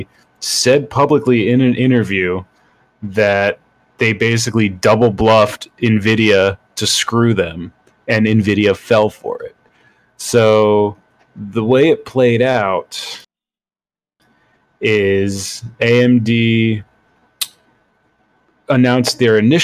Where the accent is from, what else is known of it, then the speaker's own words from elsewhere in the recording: United Kingdom; I'm British